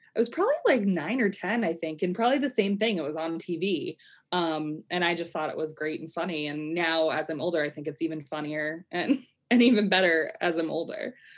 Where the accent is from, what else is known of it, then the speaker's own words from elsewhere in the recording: Colorado, United States; I I grew up in Colorado